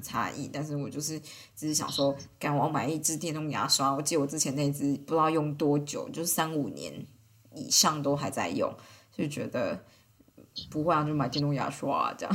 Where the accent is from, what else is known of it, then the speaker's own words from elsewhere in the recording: Taiwan; moved away as an adult; now in Switzerland; 我从台湾来，就是用法语啦